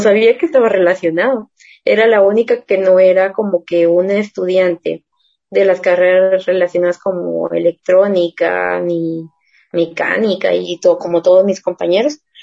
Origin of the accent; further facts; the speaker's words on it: Guatemala; como nosotros solemos hablar de Guate